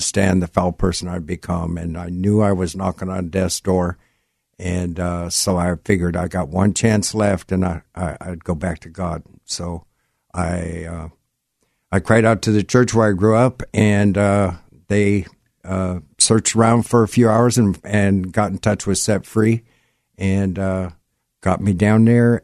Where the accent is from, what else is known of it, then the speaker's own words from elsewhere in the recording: Gig Harbor, Washington, United States; I grew up in Gig Harbor